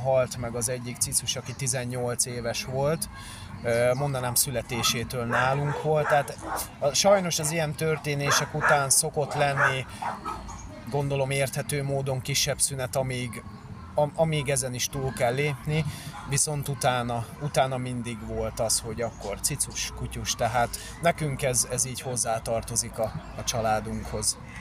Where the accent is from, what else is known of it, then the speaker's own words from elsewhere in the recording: Pest, Hungary; én egyébként Pest megyében élek, tehát nem a, nem a fővárosban, kertesházba születtem jelenleg is, kertesházban élünk